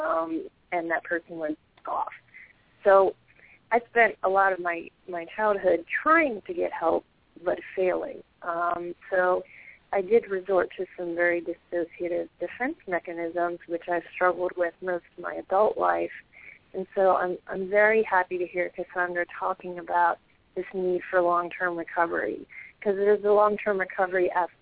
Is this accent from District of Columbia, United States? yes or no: yes; Washington, District of Columbia, United States; I was born and raised in the suburbs of Washington, D.C., and I grew up in a middle-class family.